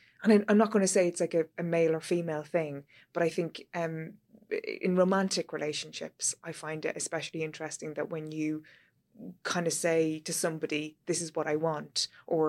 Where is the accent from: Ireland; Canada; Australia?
Ireland